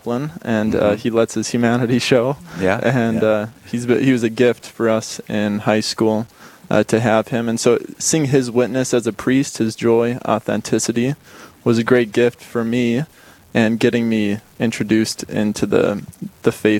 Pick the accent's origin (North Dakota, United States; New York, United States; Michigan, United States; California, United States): North Dakota, United States; Bismarck; also born or lived in Chicago; now in Dickinson, United States; I'm from Bismarck, and both my parents are from Chicago, actually, and they were led to Bismarck through a job, and so I grew up here.